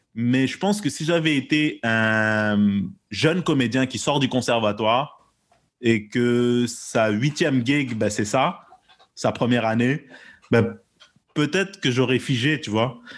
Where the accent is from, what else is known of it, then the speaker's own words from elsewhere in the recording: Quebec, Canada; j'estime qu'on est des Québécois, même si on n'est pas nécessairement de souche là, comme on dit. on a d'autres backgrounds